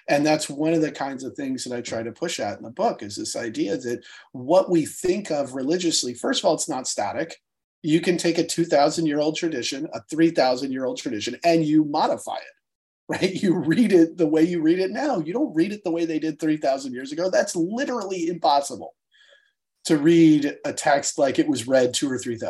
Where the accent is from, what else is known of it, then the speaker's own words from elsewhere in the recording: United States; as an American